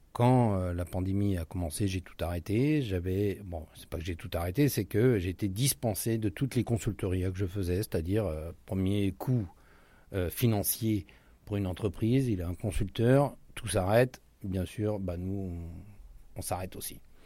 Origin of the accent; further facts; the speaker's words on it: France; moved away as an adult; now in Rio de Janeiro, Brazil; on est français